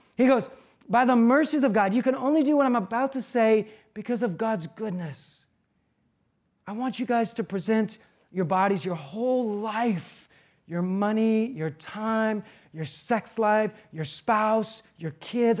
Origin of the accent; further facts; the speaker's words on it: United States; being an American